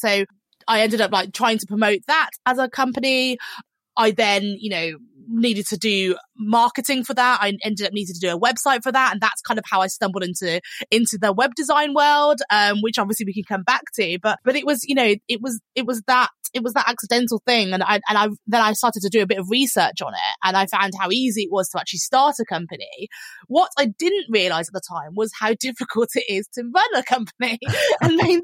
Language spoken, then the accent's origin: English; Birmingham, West Midlands, United Kingdom; moved away as an adult; also born or lived in London; I was originally from Birmingham and I moved to London